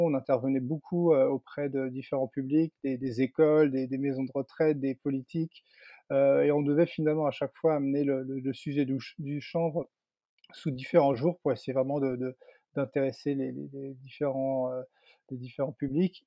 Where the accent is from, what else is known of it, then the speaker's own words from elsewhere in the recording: Landes, Nouvelle-Aquitaine, France; moved away as an adult; also born or lived in Paris, France; dans ma région d'origine. C'est vrai qu'il y a, il y a 5-6 ans maintenant, en 2016, je suis revenu m'installer dans les Landes, à, Osegor